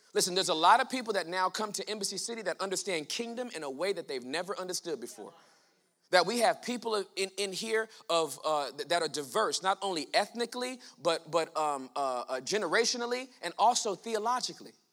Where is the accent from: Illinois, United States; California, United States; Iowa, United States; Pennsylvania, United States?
California, United States; Southern; I was born and raised in Southern California in the hood.